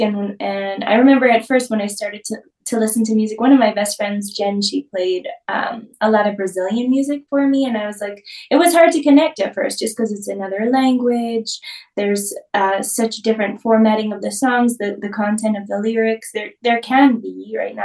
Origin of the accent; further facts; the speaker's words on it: New York, United States; moved away as an adult; now in Austin, United States; I'm originally from New York. I've spent the last almost 9 years in Austin, Texas